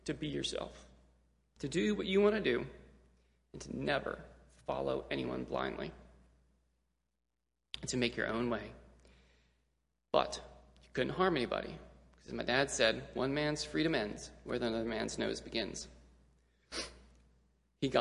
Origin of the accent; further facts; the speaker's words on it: Gulfport, Mississippi, United States; our church, which was also our school, good Southern Baptist, super strict school down in Gulfport, Mississippi, called Temple Christian Academy